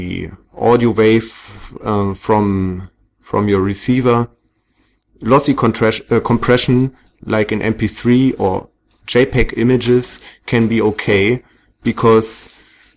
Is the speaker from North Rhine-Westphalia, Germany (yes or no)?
no; Berlin, Germany; I come from Berlin in Germany